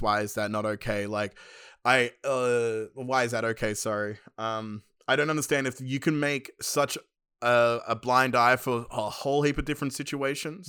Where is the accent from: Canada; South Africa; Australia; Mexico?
Australia; Penrith, New South Wales; I grew up in Western Sydney, Penrith